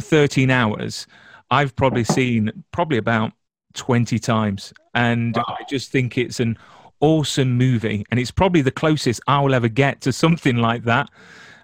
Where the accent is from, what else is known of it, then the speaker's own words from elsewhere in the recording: England, United Kingdom; I'm English